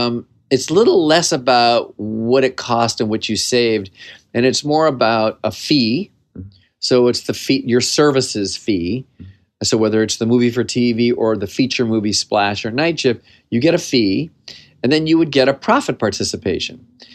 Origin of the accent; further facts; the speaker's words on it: California, United States; I grew up in the San Fernando Valley. I was just a valley kid. I lived in the radius of about three blocks and had lived in a very small world